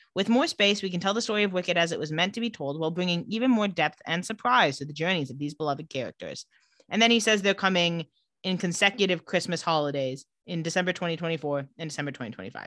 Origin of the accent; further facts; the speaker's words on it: Palm Springs, California, United States; I grew up in Palm Springs.